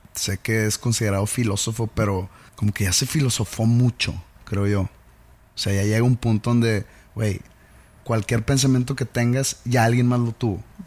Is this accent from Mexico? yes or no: yes; Mexico; yo como mexicano